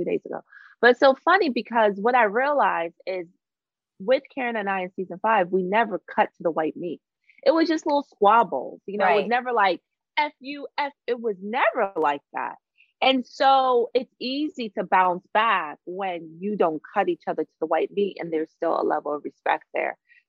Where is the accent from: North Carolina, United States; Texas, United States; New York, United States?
New York, United States; Long Island; I'm a Long Island girl. I grew up in Long Island, you know, I'm a New York girl.